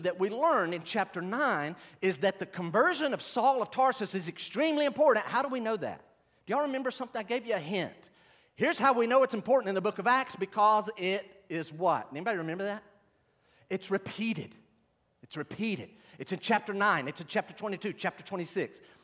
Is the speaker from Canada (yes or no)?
no; Western North Carolina, United States; I grew up in Western North Carolina